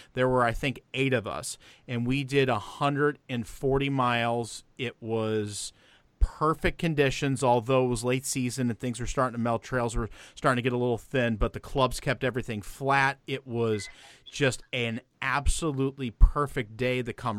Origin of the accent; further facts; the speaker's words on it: Utica, New York, United States; I grew up in Utica, I just never went riding. My parents never owned sleds. We lived in the city. We didn't live in the suburbs or out in the country